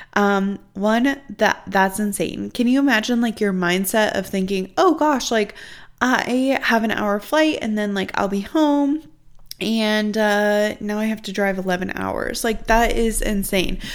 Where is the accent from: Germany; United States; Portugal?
United States; Midwest; I'm really from the Midwest